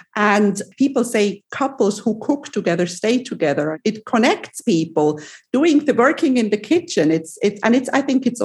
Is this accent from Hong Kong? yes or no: no; Switzerland; now in Cyprus; I'm from Switzerland originally